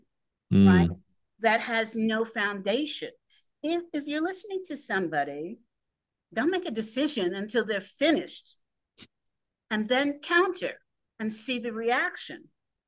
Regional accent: New York City, New York, United States; I grew up in the Greenwich Village area

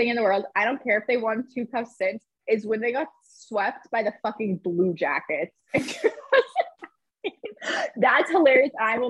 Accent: Boston, Massachusetts, United States; I'm Bostonian

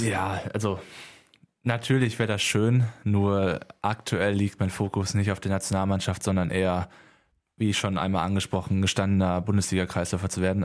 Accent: Halver, North Rhine-Westphalia, Germany; also born or lived in Lüdenscheid; aufgewachsen in Halfer und da ein kleines Dorf, unser kleiner Dorfverein

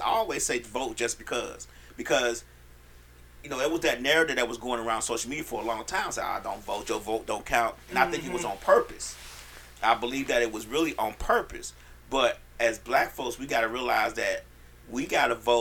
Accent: Chicago, Illinois, United States; now in Atlanta, United States; I was born and raised in Chicago

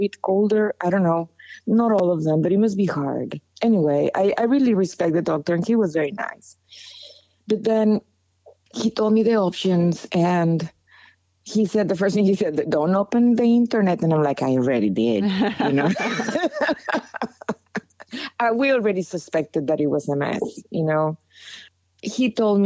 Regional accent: Monterrey, Nuevo León, Mexico; I'm from Monterrey.

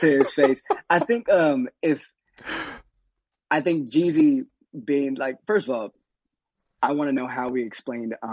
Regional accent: Atlanta, Georgia, United States; I'm from Atlanta

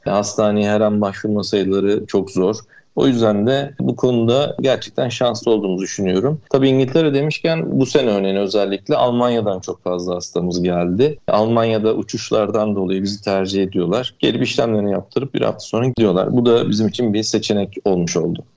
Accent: Denizli, Turkey; also born or lived in Izmir; now in Fethiye, Turkey; Ben 1977 Denizli doğumluyum.

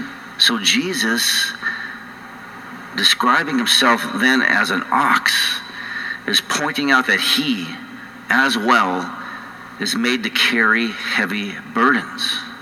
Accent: North Dakota, United States; accent: North Dakota; now in Colorado, United States; For 22 years I've been losing my North Dakota accent out in Colorado, but it's going to come back in full force, I know.

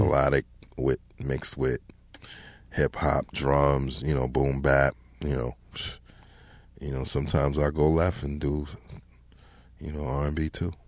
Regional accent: Mount Vernon, New York, United States; also born or lived in Bronx, New York; moved from the Bronx when I was about seven, eight years old, and, you know, lived in Mount Vernon ever since then

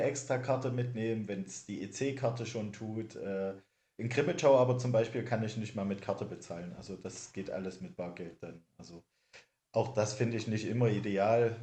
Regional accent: East Germany, Germany; als Ossi

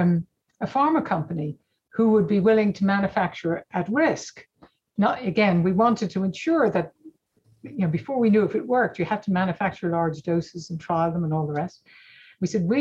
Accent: Ireland; moved away as an adult; also born or lived in California, United States; now in Oxford, United Kingdom; growing up in Ireland

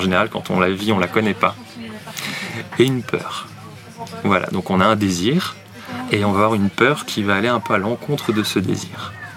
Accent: Nancy, Grand Est, France; J'ai grandi à Nancy

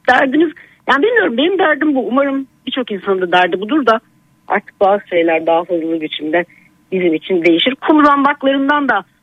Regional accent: Şile, Istanbul, Turkey; also born or lived in Bahçeşehir, Istanbul; now in Istanbul, Turkey; Ha biz Şileliyiz, yerlisiyiz.

